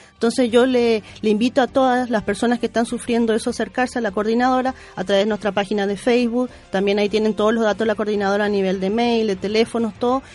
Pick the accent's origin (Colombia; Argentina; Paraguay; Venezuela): Paraguay; now in Chile; yo, por ejemplo, soy paraguaya